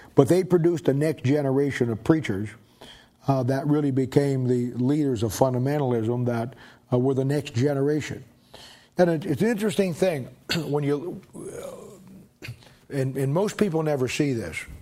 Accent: Canton, United States; moved away; I was growing up in Canton

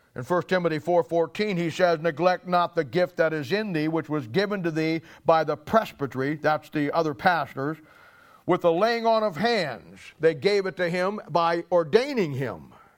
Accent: Canton, Ohio, United States; I'm from Canton

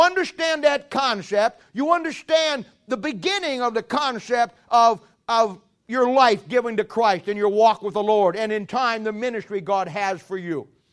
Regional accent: United States; I'm an American by birth

